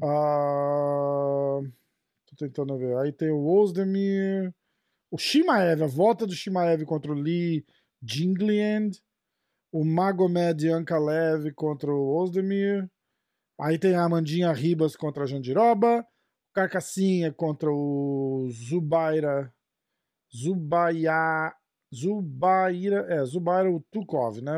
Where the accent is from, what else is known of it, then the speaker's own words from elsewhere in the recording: Brazil; a gente é brasileiro